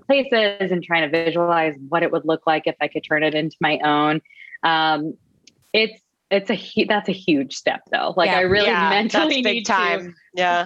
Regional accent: Texas, United States; moved away as an adult; now in Boston, United States; I'm originally from Texas

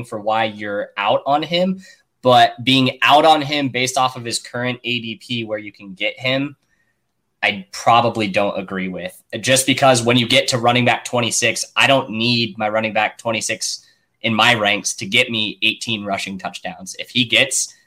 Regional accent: Kansas City, Missouri, United States; I'm from Kansas City

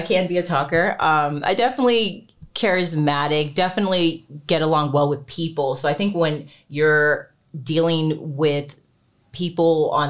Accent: Texas, United States; now in Los Angeles, United States; So I grew up actually in Texas, but I've been in LA since

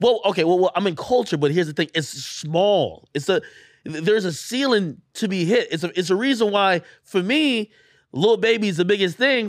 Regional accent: Clarendon, Jamaica; also born or lived in Spanish Town, Jamaica / Texas, United States; now in United States; I was born in Spanish Town. We grew up in, um, uh, in Clarendon, it's Clarendon, it was a southern parish

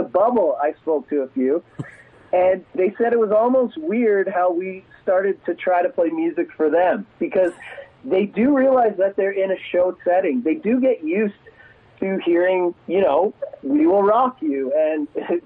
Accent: Ontario, Canada; also born or lived in United States; now in Edmonton, Canada; I was born in the States. I grew up in Ontario, but I was born in the States.

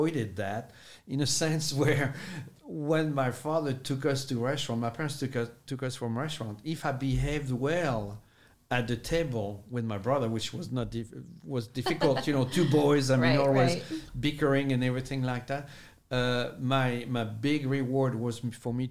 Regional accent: France; English is a second language; moved away; Born and raised in France.

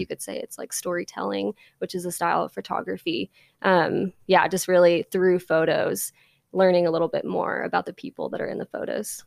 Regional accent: Independence, Missouri, United States; now in Nashville, United States; I grew up in Independence

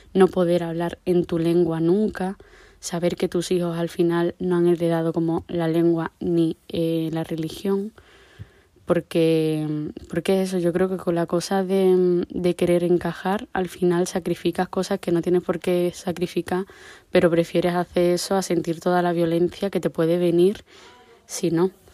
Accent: La Zarza, Extremadura, Spain; mi pueblo es La Zarza, en mi caso, em, todos mis amigos son de aquí

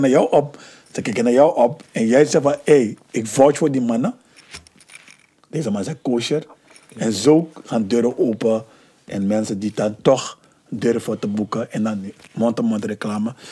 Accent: Amsterdam, North Holland, Netherlands; ik ben van Hoptillen. Ik ben daar opgegroeid.

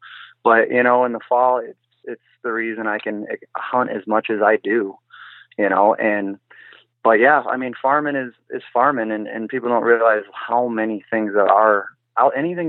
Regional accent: Grand Haven, Michigan, United States; I am from Grand Haven, Michigan.

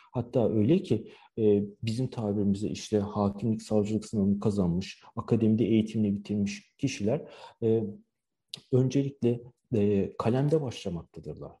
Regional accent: Turkey; moved away as an adult; also born or lived in Istanbul; now in Shanghai, China

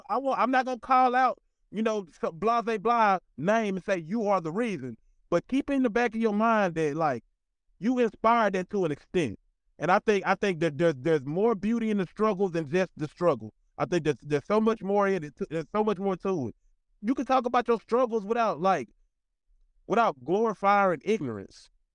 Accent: Magnolia, Arkansas, United States; moved away; also born or lived in Little Rock, Arkansas; I'm from Magnolia, Arkansas

